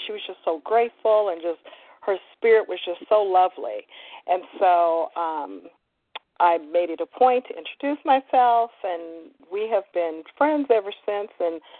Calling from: Temecula, California, United States; I'm calling in from Temecula, California.

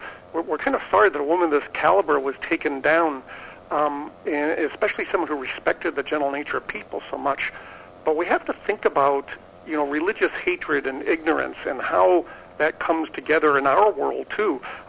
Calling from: San Diego, California, United States; I'm calling from Boston, and I'll be back soon to San Diego.

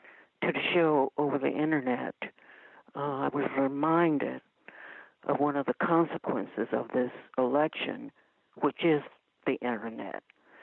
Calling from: Ohio, United States; I'm calling from Ohio.

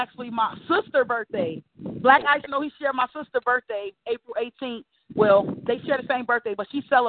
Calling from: Chicago, Illinois, United States; Well, I'm actually calling from Chicago, Illinois. … I am a poet.

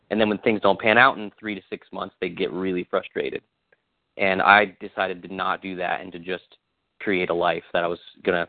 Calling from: Nashville, Tennessee, United States; I am home. I'm in Nashville. I live southwest of the city, about 15 minutes.

